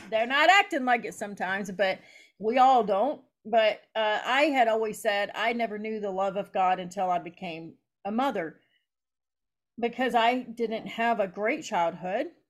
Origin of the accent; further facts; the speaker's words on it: Eastern Kentucky, United States; moved away as an adult; now in Wisconsin, United States; I'm from Eastern Kentucky. So Appalachian people are very hard and snappy